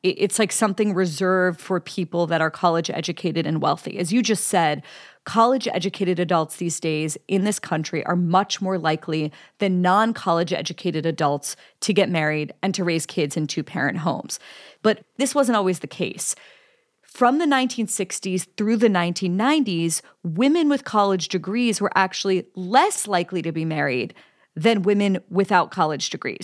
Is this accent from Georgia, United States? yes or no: no; Pittsburgh, Pennsylvania, United States; I'm from Pittsburgh, used to be a manufacturing town.